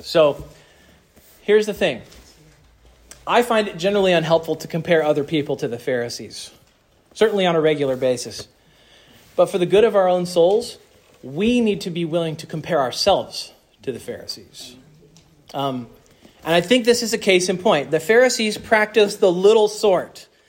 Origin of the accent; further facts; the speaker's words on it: Mississippi, United States; And I thought that I came from Mississippi.